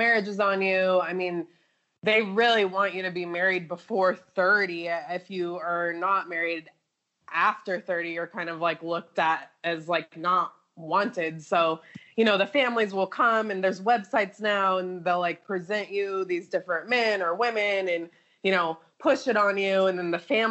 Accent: Portland, Oregon, United States; moved away as an adult; now in India; I'm also from Portland, Oregon

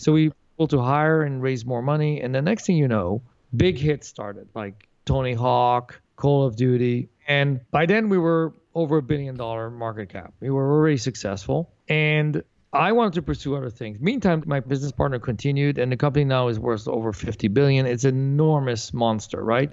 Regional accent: Paris, Île-de-France, France; moved away; also born or lived in Santa Monica, California, United States; I was born in Santa Monica, California but left when I was four. My parents moved to Europe, so I grew up in Paris, France

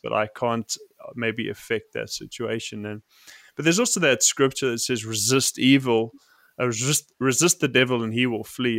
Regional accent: South Africa; I grew up in South Africa

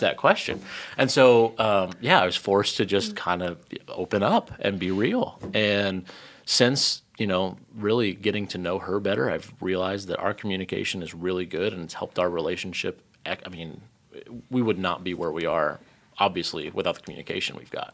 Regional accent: Lafayette, Indiana, United States; so I grew up in Indiana. Um, grew up up in Lafayette, um, most of my life.

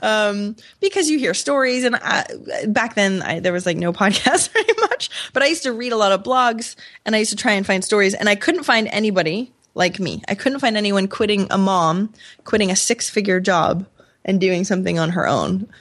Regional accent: Maine, United States; moved away; also born or lived in Rochester, New York; I'm from Maine, so a super small town

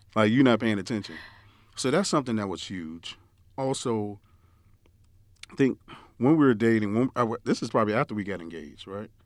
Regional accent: New York, United States; moved away; growing up in New York, we used to al, my parents used to always send us down south.

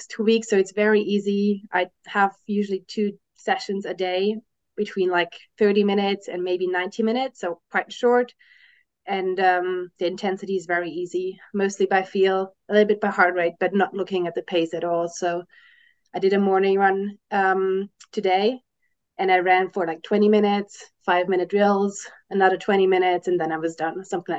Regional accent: Germany; moved away as an adult; now in Switzerland; I was born and raised in Germany and I'm now living in Switzerland because my husband works here

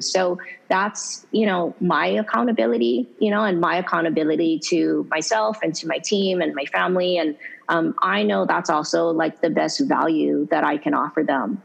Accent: Hawaii, United States; I'm um, so so lucky and fortunate to be born and raised in Hawaii

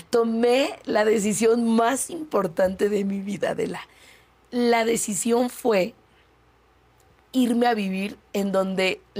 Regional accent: Mexico City, Mexico; also born or lived in Iztapalapa, Mexico City; Yo nací en la Benito Juárez, en la colonia Nativitas. Okay. Eh, estudié allí la primaria, el primer año de secundaria. Entonces soy una mujer del poniente que por convicción me fui a vivir al extremo oriente de la ciudad.

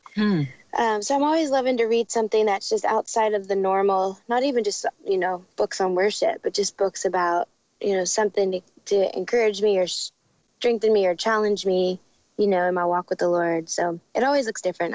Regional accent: Dallas, Texas, United States; moved away as an adult; also born or lived in Arizona; now in Nashville, United States; we live in Nashville. I grew up in Dallas

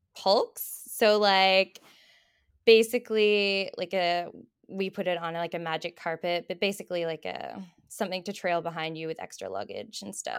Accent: Australia; moved away as an adult; now in Bow Valley, Canada; I'm originally from Australia, but I've been in Canada for about seven years now.

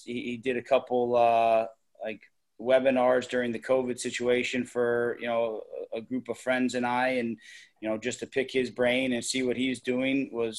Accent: United States

